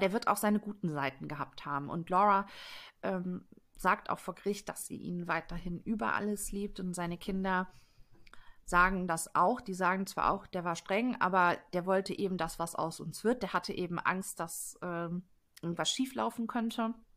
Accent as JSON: {"language": "German", "town": "Detmold", "region": "North Rhine-Westphalia", "country": "Germany", "tie": "born or raised there", "said": "In Detmold, das ist mein Heimatfall. Ich habe ganz ah. lange Zeit in Detmold gewohnt"}